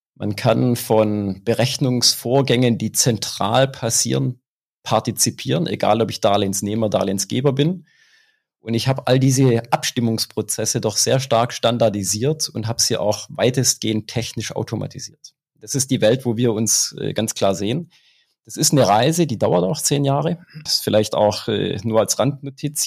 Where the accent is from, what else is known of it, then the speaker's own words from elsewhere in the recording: Swabia, Germany; accent: Swabian; Du hörst es am Dialekt und äh, sicherlich ist es auch bei der einen oder anderen Aussage rauszuhören, ich bin Schwabe